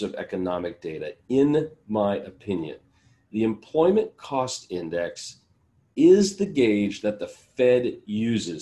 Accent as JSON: {"language": "English", "region": "California", "country": "United States", "tie": "born or raised there", "said": "my home state, California"}